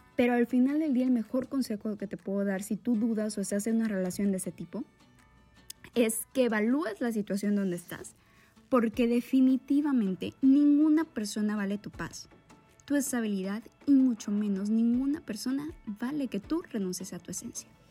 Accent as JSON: {"language": "Spanish", "country": "Mexico", "said": "orgullosamente mexicana"}